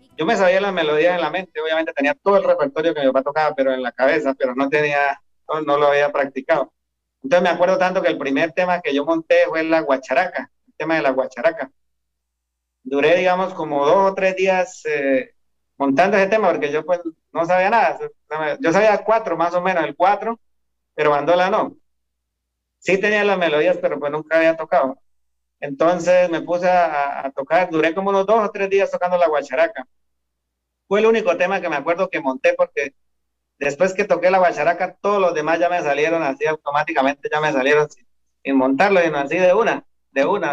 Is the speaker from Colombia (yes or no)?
yes; Maní, Casanare, Colombia; Soy de Maní, Sanares, soy músico tradicional, bandolista